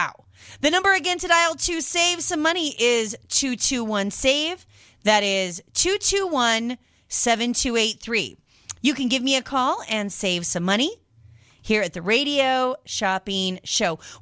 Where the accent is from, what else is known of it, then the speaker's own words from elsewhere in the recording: Washington, United States; I grew up in Washington State